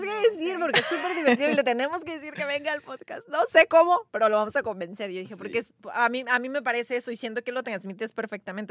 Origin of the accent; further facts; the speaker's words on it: Yucatán, Mexico; moved away as an adult; now in Montreal, Canada; yo soy yucateca y me voy a Montreal